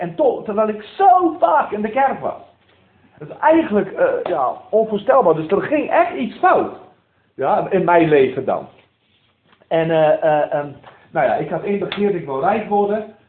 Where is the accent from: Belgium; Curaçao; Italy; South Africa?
South Africa; moved away as an adult; now in Netherlands; ik ben geboren in Zuid-Afrika van Nederlandse ouders. die alleen zijn geëmigreerd en ik ben opgegroeid in een, in een gereformeerde kerk in Zuid-Afrika